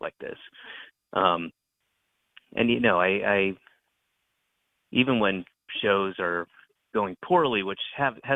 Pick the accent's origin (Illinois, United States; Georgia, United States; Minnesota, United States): Georgia, United States; Roswell; I grew up in Roswell, Georgia